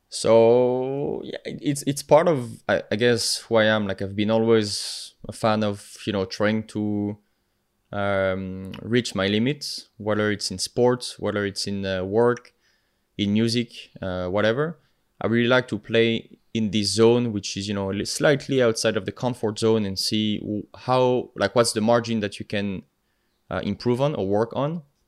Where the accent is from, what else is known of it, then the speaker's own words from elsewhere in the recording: the Alps, France; accent: French; English is a second language; moved away; I'm from France, uh, if you couldn't tell with my accent. Uh, originally from the Alps, so from the mountain regions